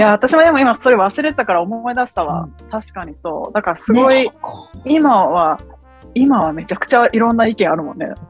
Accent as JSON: {"language": "Japanese", "country": "Japan", "tie": "born or raised there", "moved": "yes", "lives_now": "United States", "said": "日本で育ってるから"}